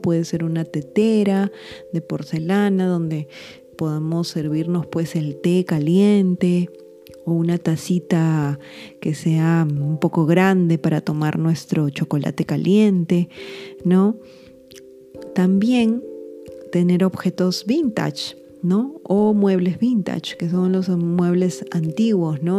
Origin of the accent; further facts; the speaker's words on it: Lima, Peru; en mi país, en Lima, Perú